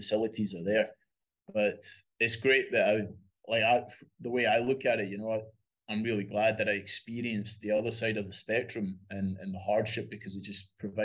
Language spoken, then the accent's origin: English; west of Scotland, United Kingdom; moved away as an adult; now in Australia; Growing up in Scotland